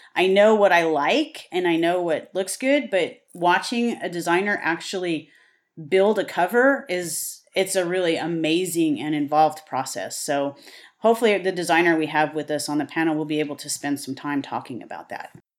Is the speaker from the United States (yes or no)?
yes; the Western United States, United States; I am from the West. I am a Westerner through and through.